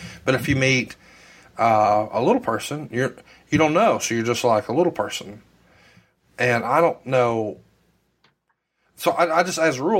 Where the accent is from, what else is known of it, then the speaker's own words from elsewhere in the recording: Alabama, United States; I'm from Alabama. I'm surrounded by Baptists, a couple Methodists.